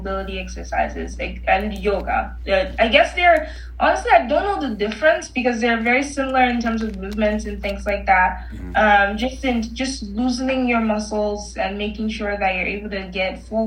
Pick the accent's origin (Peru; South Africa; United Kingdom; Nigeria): Nigeria; moved away; I'm originally Nigerian